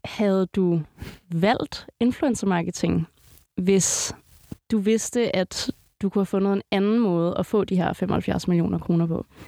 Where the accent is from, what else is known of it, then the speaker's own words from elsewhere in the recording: Greve, Zealand, Denmark; Jeg er, øh, jeg er vokset op ved, øh, lige ved Moset Fort